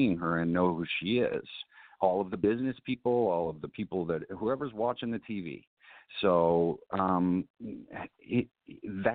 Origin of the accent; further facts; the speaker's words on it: Chicago, Illinois, United States; I was born and raised in Southern Illinois, but I was raised in Chicago. And I started going downtown to Chicago when I was like 6 years old